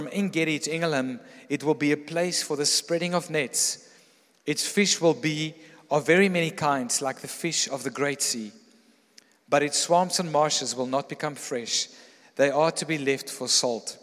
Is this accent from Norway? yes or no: no; Pretoria, Gauteng, South Africa; growing up in Pretoria